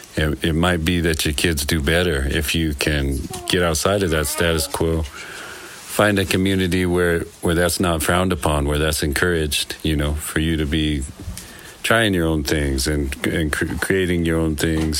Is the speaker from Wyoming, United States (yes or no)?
yes; Green River, Wyoming, United States; now in Taos County, New Mexico, United States; I grew up in Green River, Wyoming